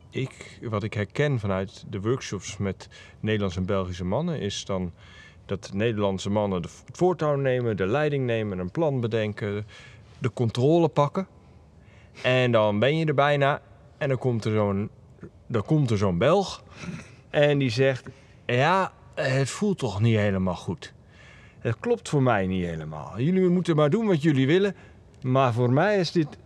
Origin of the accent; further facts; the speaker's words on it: Netherlands; aangezien ik zelf in die wat hogere energie als, als Hollandse man